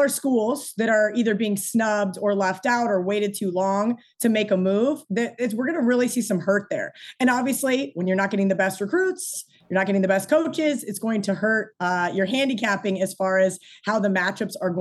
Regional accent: Kansas, United States; I didn't grow up in the south. I grew up in Kansas

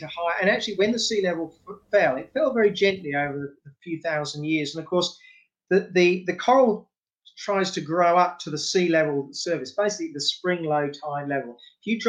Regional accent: Innisfail, Queensland, Australia; also born or lived in England; I'm a Pom originally, but I grew up in Innisfail

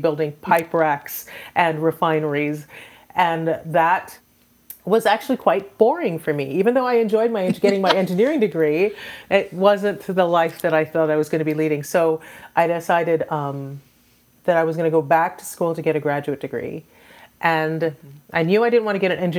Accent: Trinidad & Tobago; now in Houston, United States; I am an immigrant. I am originally from the Caribbean, from Trinidad and Tobago.

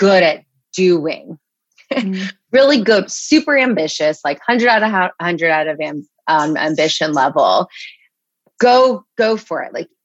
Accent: Los Angeles, California, United States; moved away; also born or lived in Chicago / New York; I'm from Los Angeles

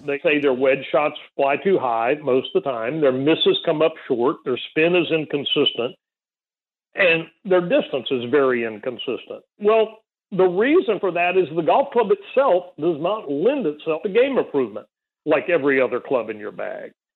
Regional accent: South Texas, United States; grow up in a on a little nine hole golf course in South Texas

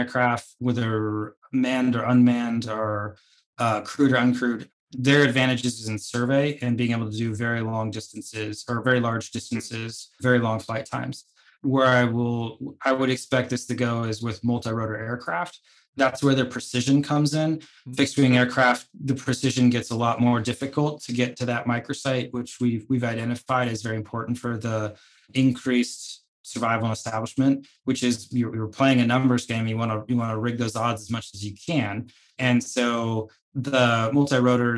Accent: United States; my home country, the United States

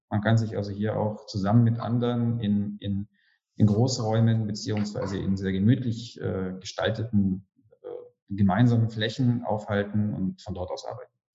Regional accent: Germany; now in Romania; Ich bin als Deutscher

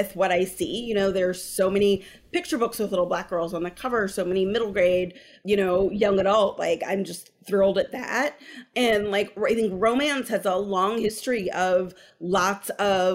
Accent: Berkeley, California, United States; I grew up in Berkeley

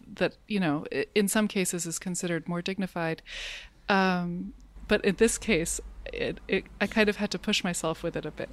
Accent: United States; as an American

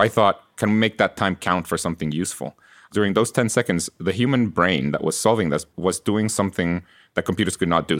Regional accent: Guatemala; English is a second language; moved away as an adult; now in United States; I was born in Guatemala and I, I grew up there and I came to college here in the US

